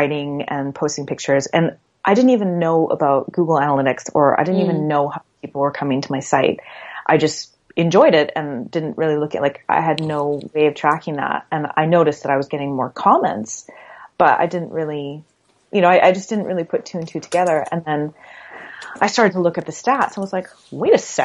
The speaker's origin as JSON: {"language": "English", "country": "Canada", "also_born_or_lived": "Halifax, Canada", "moved": "yes", "said": "I'm from Canada originally"}